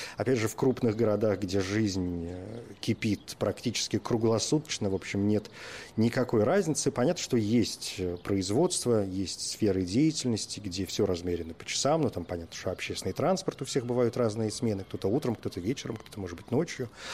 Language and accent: Russian; Murmansk, Murmansk Oblast, Russia; moved away; я родился в Мурманске за полярным кругом, в общем, мое детство и юность прошли там